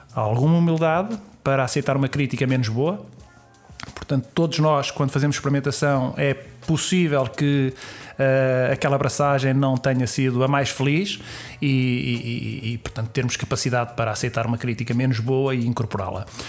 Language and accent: Portuguese; Sintra, Lisbon, Portugal; muita ligação pela minha terra, pelo sítio onde, onde nasci, onde, onde cresci e por todos os amigos que eu tenho, que eu tenho ali, familiares, todas as raízes que eu tenho em Sintra